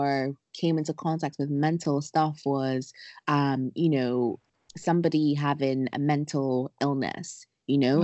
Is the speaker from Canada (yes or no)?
no; Ghana; moved away as an adult; also born or lived in Wilmington, North Carolina, United States; now in London, United Kingdom; I am from Ghana. I grew up in Ghana, went to the U.S. on my undergrad